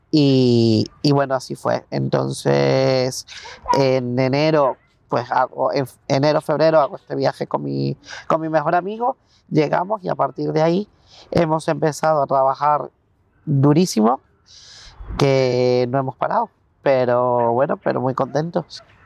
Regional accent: Venezuela; moved away as an adult; now in Spain; soy psicólogo eh, venezolano. Llevo en España 10 años aproximadamente

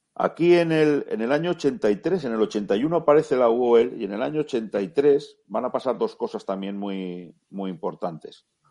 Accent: Spain; somos españoles

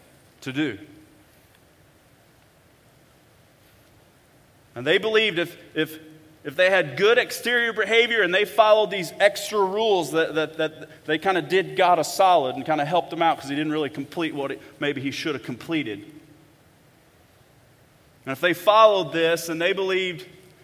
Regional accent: Bonne Terre, Missouri, United States; I'm from Bon Terre, Missouri

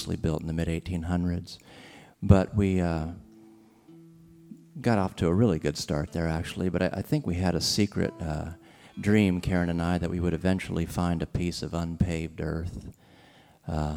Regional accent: Ohio, United States; We're from Ohio, a swing state

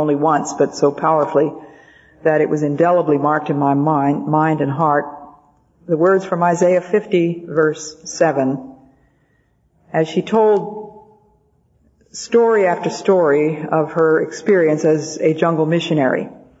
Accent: Belgium; born there; My parents had been missionaries, and I was born in Belgium because of their being over there.

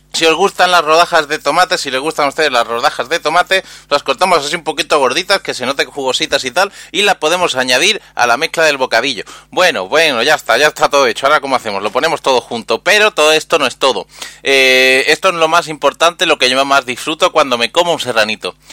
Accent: Andalusia, Spain; yo soy un emisario andaluz

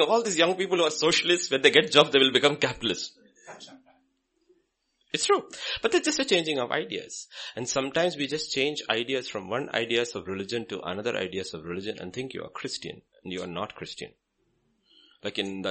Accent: Kerala, India; I'm from Kerala

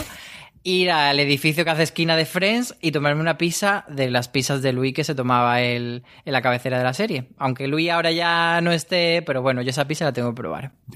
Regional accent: Granada, Andalusia, Spain; moved away; ahora estoy en mi tierra, en Granada

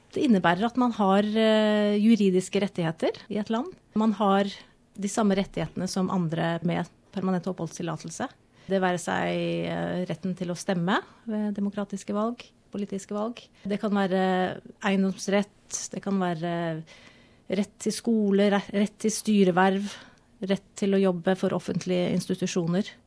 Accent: Norway; moved away as an adult; now in Australia; er jo født og oppvokst i Norge, bodde i Norge i 30 år

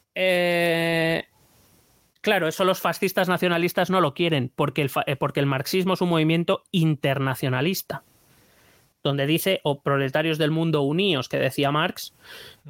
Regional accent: Spain; no me considero menos español

